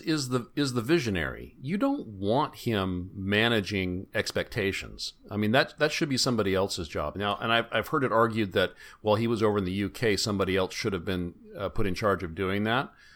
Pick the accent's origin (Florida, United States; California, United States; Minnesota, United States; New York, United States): California, United States; Bay Area; I grew up in the Bay Area.